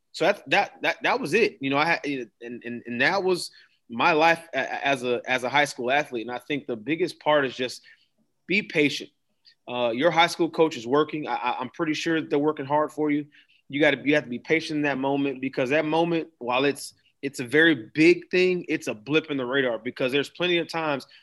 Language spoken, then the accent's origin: English; Daytona Beach, Florida, United States; moved away; I'm from Daytona